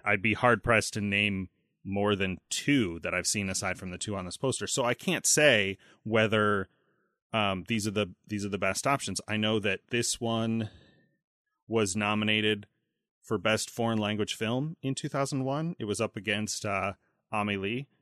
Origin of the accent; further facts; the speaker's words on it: United States; growing up in the States